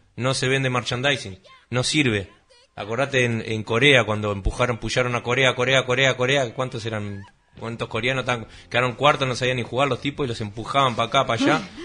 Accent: Uruguay; uno como, uruguayo

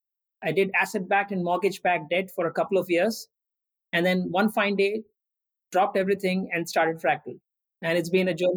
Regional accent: India; also born or lived in Andhra Pradesh / Assam / Orissa / Rajasthan; I was born in Andhra Pradesh, a state in India. I grew up in Assam, Orissa, and Rajasthan. These are different states in different parts of the country.

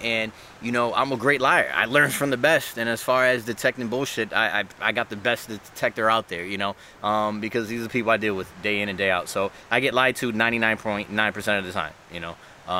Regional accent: Providence, Rhode Island, United States; also born or lived in Bronx / Dominican Republic / Orlando; now in Hartford, United States; I lived in Dominican Republic, moved back to the Bronx, raised in Providence, Rhode Island, moved to Orlando, and then I'm in Hartford, Connecticut now.

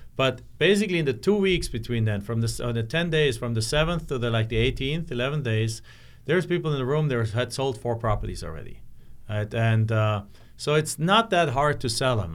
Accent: Germany; moved away as an adult; my hometown in Germany

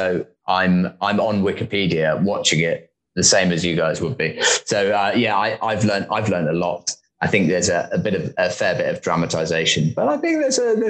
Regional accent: United Kingdom; That I don't know the Queen personally, I suspect, or something along those lines. I think, probably the size of our country. I think we're often seen as quite small and regional.

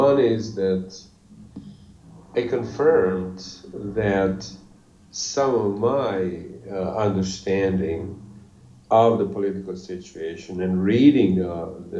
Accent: Bosnia & Herzegovina; English is a second language; I'm from Bosnia

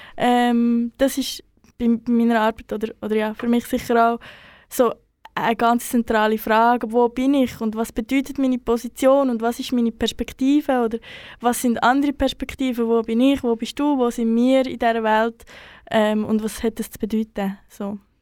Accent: Central Switzerland, Switzerland; moved away; also born or lived in Bern; in meinem Umfeld, wo ich aufgewachsen bin, recht ähm, festes Narrativ vorherrscht, dass ähm, die Schweiz oder spezifisch die Innerschweiz ähm, überhaupt nichts mit der Kolonialgeschichte zu tun hat

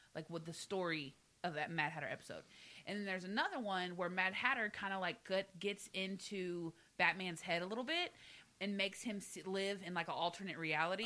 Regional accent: the South, United States; moved away; I'm from the South. I spent 25 years in the South. Okay, I know these people. I was raised with these people.

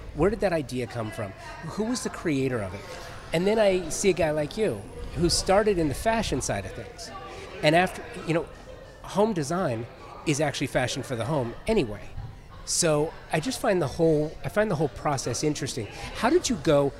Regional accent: Southern California, United States; I grew up in Southern California where you had the, the classic head shop

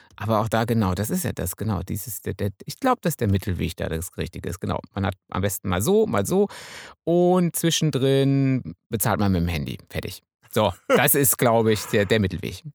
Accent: Münsterland, North Rhine-Westphalia, Germany; Ich bin ja Münsterländer.

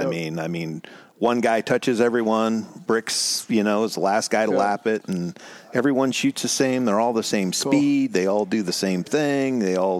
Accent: Ohio, United States; Ohio, born and raised in Ohio.

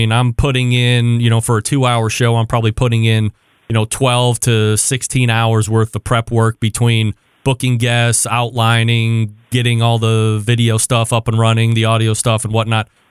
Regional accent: Cleveland, Ohio, United States; I'm from Cleveland

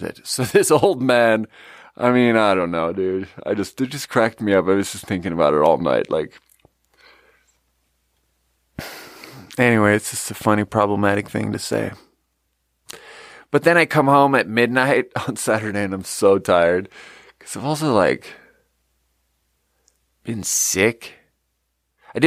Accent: Sweden; moved away; I grew up in Sweden, and in third grade in Sweden

